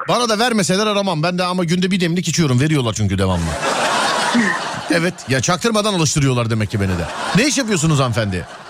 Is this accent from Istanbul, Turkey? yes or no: yes; Istanbul, Turkey; bir İstanbullu olarak